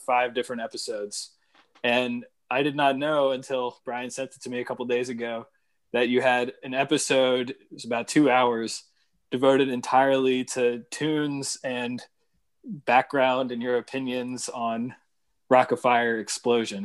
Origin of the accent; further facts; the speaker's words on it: Northern Virginia, United States; I grew up in Northern Virginia